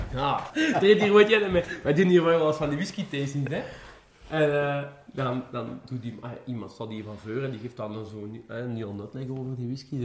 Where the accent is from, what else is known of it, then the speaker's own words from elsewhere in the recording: Meer, Flanders, Belgium; ik ben dan zelf van Meer afkomstig